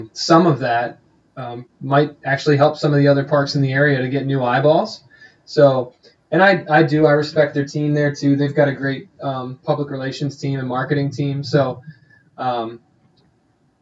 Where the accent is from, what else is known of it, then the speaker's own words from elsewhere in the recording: Eastern Pennsylvania, United States; also born or lived in Cincinnati, Ohio; I grew up in Eastern PA.